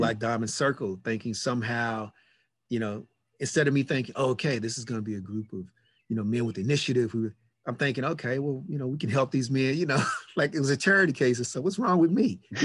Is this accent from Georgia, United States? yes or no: no; Louisville, Kentucky, United States; moved away as an adult; also born or lived in Los Angeles; I grew up in Louisville, Kentucky.